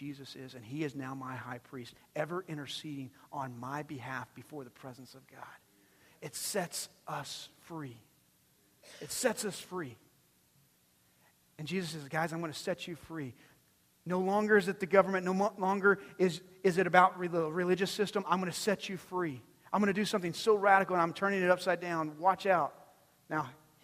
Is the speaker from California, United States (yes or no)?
no; Texas, United States; I'm born and bred Texan. Texan all my life